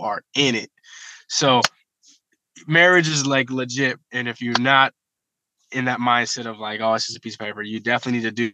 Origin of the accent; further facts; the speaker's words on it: Columbus, Ohio, United States; I'm from Columbus, Ohio. I rep my city, love my city.